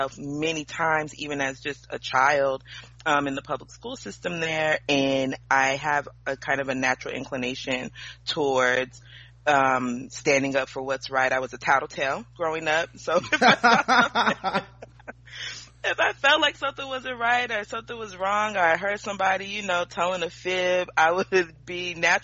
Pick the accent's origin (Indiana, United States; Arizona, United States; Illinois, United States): Arizona, United States; Mesa; born and raised in Mesa, Arizona